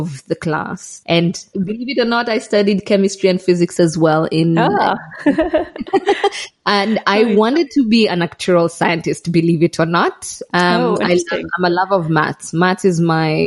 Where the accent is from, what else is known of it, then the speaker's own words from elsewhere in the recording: Kenya; moved away as an adult; now in Malawi; I grew up in Kenya. I did my primary. Yes, I did my primary, secondary and university in Kenya.